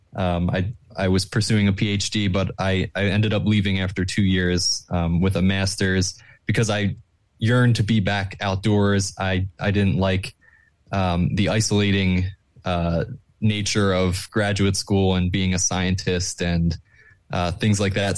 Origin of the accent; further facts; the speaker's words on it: Plymouth Meeting, Pennsylvania, United States; I grew up in, um, Plymouth Meeting